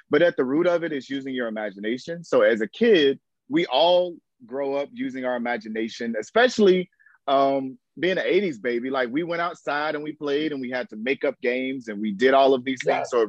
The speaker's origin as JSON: {"language": "English", "region": "Florida", "country": "United States", "tie": "born or raised there", "also_born_or_lived": "Houston, Texas", "said": "little Duval out here representing us right now. Born in Houston, Texas, so I also rep that as well. But I'm a Texan Floridian, as I call myself at times. But Florida boy through and through."}